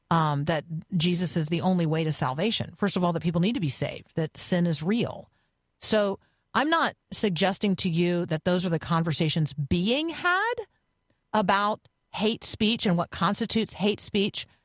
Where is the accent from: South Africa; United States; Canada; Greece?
Canada; I'm Canadian. So we do freedom of expression, not actually free speech.